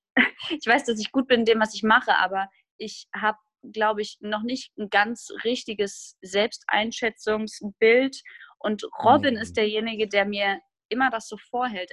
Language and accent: German; Groß-Gerau, Hesse, Germany; moved away as an adult; also born or lived in Hamburg; now in Ruhr area, Germany; Ich komme aus einer kleinen Stadt namens Groß-Gerau in Hessen und ähm, bin da aufgewachsen